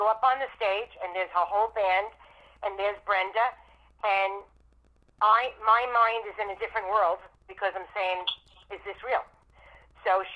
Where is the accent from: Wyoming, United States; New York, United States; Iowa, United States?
New York, United States; New York City; I'm from the Bronx.